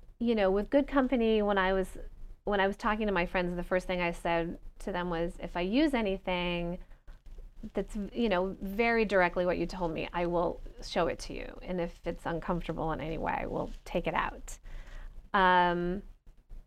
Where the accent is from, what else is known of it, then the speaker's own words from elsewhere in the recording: Rochester, New York, United States; my hometown of Rochester, New York.